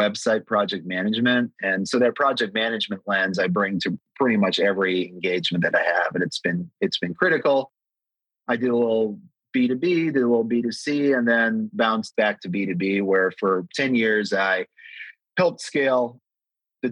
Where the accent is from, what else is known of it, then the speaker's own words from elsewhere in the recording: United States; also born or lived in Amsterdam, Netherlands; immigrated to the US when I was, 3 years old